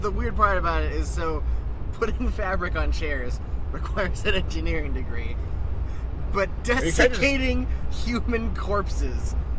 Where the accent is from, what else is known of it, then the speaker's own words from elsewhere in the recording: New England, United States; I'm from New England.